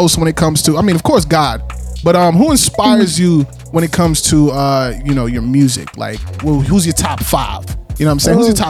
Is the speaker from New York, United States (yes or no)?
yes; New York City, New York, United States; I'm from Queens, South Jamaica, so I know how that New York.